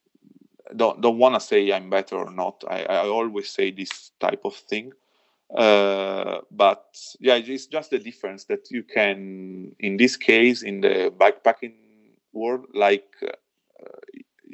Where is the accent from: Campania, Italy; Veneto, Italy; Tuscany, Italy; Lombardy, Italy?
Lombardy, Italy; Milan; English is a second language; moved away as an adult; now in Val di Zoldo, Italy; I'm from Milano, born and raised in Milano